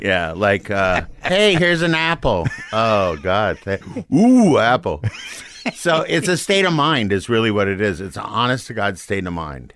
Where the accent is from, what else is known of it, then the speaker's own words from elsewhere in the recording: Saint Paul, Minnesota, United States; moved away as an adult; I grew up in Saint Paul